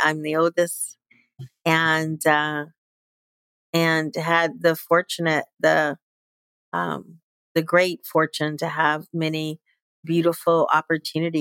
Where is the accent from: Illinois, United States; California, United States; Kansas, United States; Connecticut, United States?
Illinois, United States; Chicago; moved away; I was born and raised in Chicago, Illinois